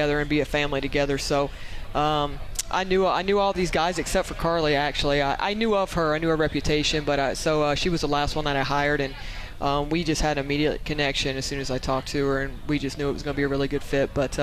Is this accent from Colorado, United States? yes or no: no; Louisiana, United States; now in Utah, United States; another Louisiana girl. That's who we were joking about earlier. We sound completely different. If you got her up here, her accent, my accent's completely different. We're from the same place